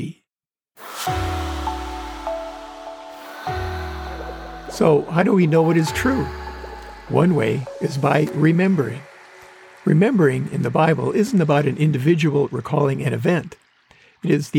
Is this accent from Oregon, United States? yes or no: no; Wisconsin, United States; moved away; the homes we lived in growing up in Wisconsin